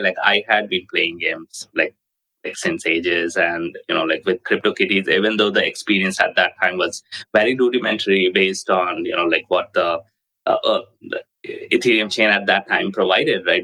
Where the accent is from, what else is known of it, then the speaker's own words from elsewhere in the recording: India; moved away; I grew up in India and then moved away